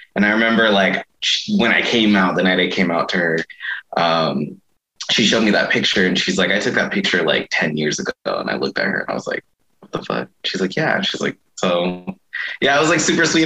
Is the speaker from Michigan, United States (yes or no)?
no; Mesa, Arizona, United States; when I was younger, growing up in Mesa